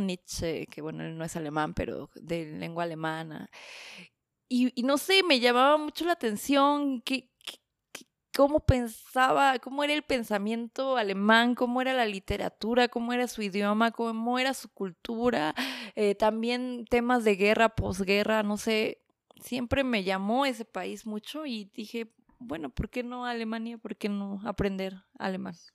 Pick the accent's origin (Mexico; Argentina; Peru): Mexico; Mexico City; first language Spanish; moved away as an adult; also born or lived in Berlin, Germany; now in Stuttgart, Germany; soy originaria de la Ciudad de México, del norte de la ciudad, de la hermosa parte colonia